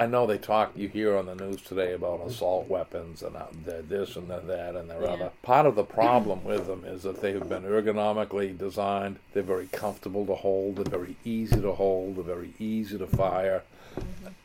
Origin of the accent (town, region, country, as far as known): Kennebunk, Maine, United States